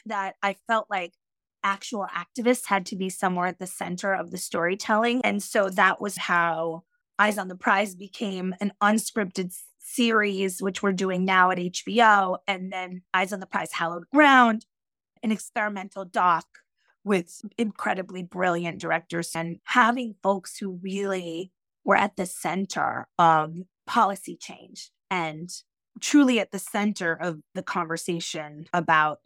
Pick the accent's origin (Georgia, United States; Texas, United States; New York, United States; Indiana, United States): New York, United States; Yonkers; I grew up in Yonkers, New York, which is right outside the Bronx, in a working class area